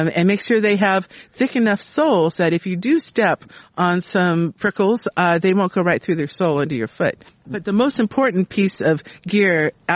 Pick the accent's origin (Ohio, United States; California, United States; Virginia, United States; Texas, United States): California, United States; Southern; now in Sacramento, United States; I was raised in Southern California and grew up with roses there.